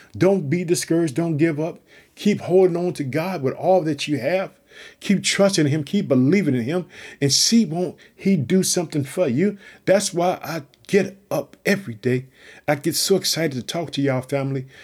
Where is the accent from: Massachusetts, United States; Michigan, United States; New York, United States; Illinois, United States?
Illinois, United States; also born or lived in Chicago; my home state, Illinois. I live in the city of Chicago.